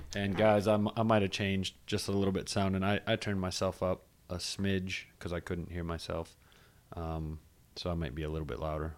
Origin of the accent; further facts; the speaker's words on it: Charlotte, North Carolina, United States; I'm from Charlotte